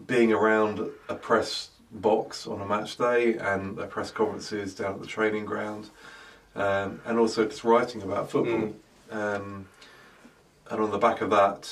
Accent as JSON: {"language": "English", "region": "London", "country": "United Kingdom", "tie": "born or raised there", "also_born_or_lived": "South Africa", "said": "I grew up in South London in Crystal Palace and South Norwood"}